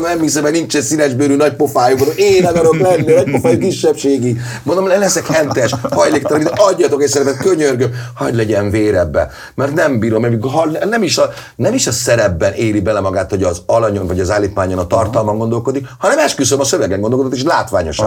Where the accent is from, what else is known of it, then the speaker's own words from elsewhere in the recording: Budapest, Hungary; a Király utcába nőttem föl, hát anyukám ott